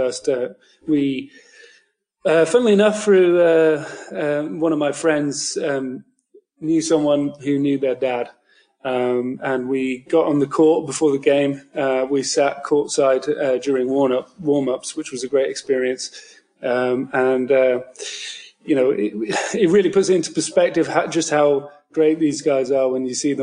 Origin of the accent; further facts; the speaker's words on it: United Kingdom; I am from the United Kingdom